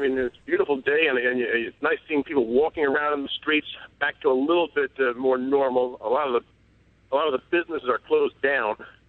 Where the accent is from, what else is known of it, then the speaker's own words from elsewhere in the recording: New York City, New York, United States; I'm from New York, in Manhattan.